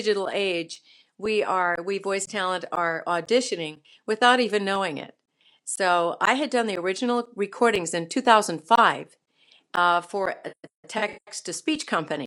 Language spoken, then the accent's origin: English; Burlington, Vermont, United States; I was born in Burlington, Vermont